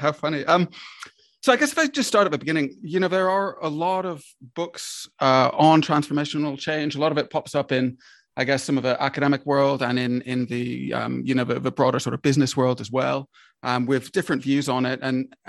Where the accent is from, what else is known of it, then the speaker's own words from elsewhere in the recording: Charlottesville, Virginia, United States; moved away; I grew up in the States, and I grew up in Charlottesville in Virginia.